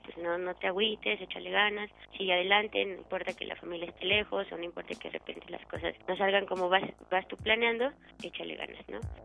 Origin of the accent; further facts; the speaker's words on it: Transfiguración, State of Mexico, Mexico; Nací en el Distrito Federal el 19 de junio del 91, pero después me fui a vivir desde que tenía un año al Estado de México, a un pueblito que está en el norte que se llama Transfiguración.